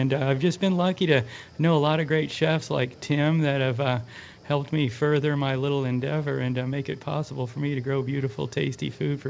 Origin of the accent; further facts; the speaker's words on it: Kansas City, United States; also born or lived in Santa Barbara, California; now in Carmel Valley, United States; I'm from Kansas City.